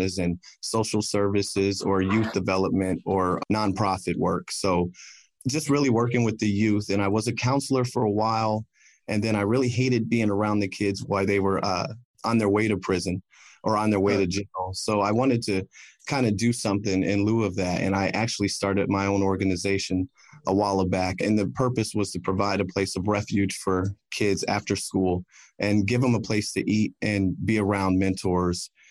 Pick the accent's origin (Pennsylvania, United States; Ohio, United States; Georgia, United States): Ohio, United States; Ashtabula; now in Cleveland, United States; I grew up in Ashtabula, Ohio